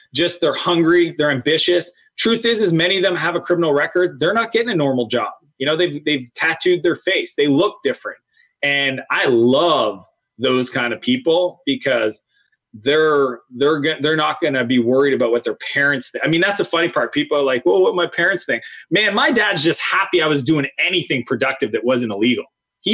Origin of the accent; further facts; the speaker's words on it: Canada; I grew up in Canada.